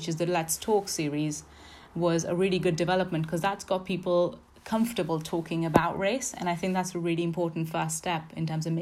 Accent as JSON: {"language": "English", "country": "India", "moved": "as an adult", "lives_now": "Exeter, United Kingdom", "said": "So I came from India. I came as an international student."}